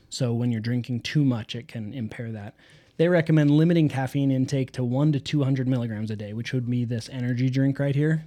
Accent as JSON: {"language": "English", "country": "United States", "said": "We are American"}